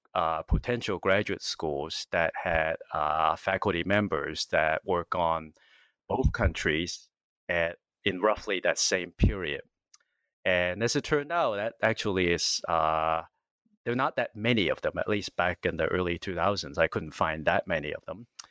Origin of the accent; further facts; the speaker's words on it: California, United States; moved away; I'm from California, and that's where I, uh, went to, uh, university originally